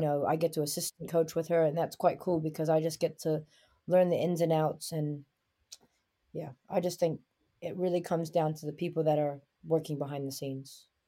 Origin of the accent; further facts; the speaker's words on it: New York City, New York, United States; moved away as an adult; also born or lived in Nanjing, China; now in New Zealand; I grew up in Brooklyn, New York